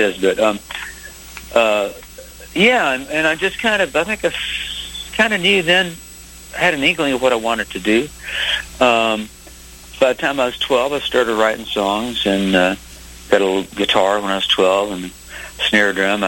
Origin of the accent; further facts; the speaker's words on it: Independence, Missouri, United States; I grew up in Missouri and outside of Kansas City, a place called Independence, Harry Truman's hometown.